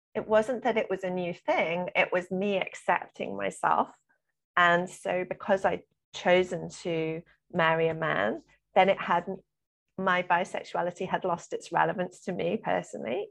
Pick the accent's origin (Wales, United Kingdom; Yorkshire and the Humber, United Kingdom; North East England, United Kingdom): Wales, United Kingdom; South; I grew up in South Wales